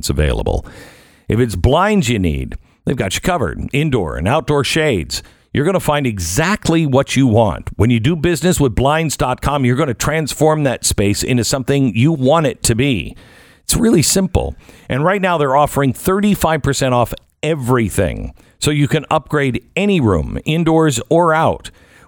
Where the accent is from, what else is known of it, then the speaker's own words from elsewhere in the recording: Seattle, Washington, United States; I grew up in Seattle